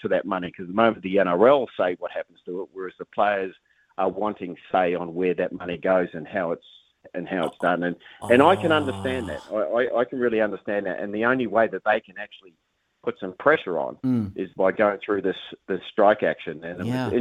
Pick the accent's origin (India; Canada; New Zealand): New Zealand; moved away as an adult; also born or lived in Australia; as a Kiwi